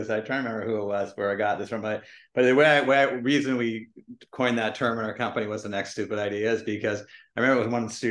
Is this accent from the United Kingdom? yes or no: no; Vancouver, British Columbia, Canada; I grew up in Vancouver and Canada